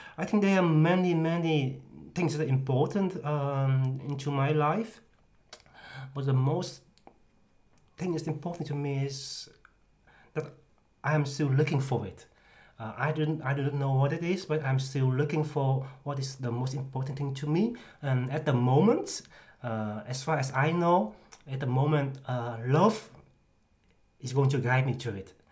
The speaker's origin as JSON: {"language": "English", "town": "'s-Hertogenbosch", "region": "North Brabant", "country": "Netherlands", "said": "I am from Den Bosch"}